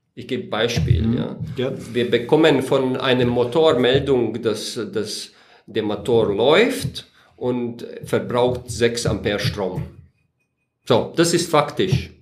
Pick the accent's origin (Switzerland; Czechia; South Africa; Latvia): Latvia; German is a second language; moved away as an adult; also born or lived in Riga, Latvia / Weiden in der Oberpfalz, Germany; now in Germany; bin 1975 geboren in Lettland